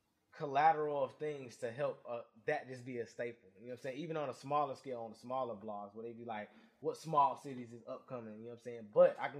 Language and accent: English; Augusta, Georgia, United States; I'm from Augusta, not Atlanta.